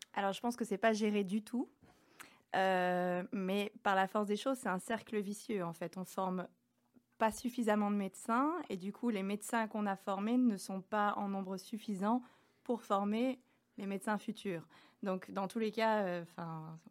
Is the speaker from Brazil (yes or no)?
no; Grenoble, Auvergne-Rhône-Alpes, France; moved away as an adult; now in Belgium; je viens de Grenoble, donc j'ai fait toutes mes études à Grenoble